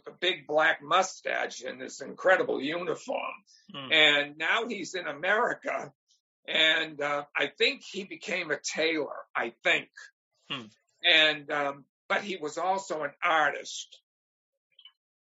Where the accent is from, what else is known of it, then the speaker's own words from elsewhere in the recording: Cambridge, Massachusetts, United States; also born or lived in Somerville, Massachusetts; I grew up in Cambridge. I went to the Cambridge Elementary School